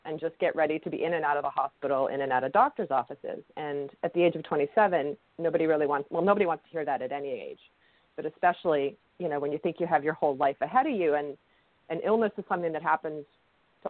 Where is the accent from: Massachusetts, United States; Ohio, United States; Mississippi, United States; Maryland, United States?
Massachusetts, United States; outside of Boston; my background is somewhat of the typical suburban young child growing up outside of Boston